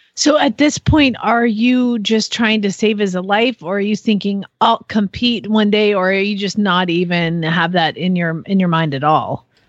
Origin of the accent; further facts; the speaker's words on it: Phoenix, Arizona, United States; moved away as an adult; now in Norman, United States; I'm from Phoenix, Arizona. So I just moved here from Phoenix